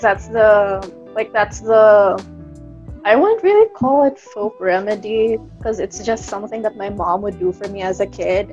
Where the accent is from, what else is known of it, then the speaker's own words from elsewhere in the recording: Kidapawan, Soccsksargen, Philippines; I'm from Kidapawan City, that's in North Cotabato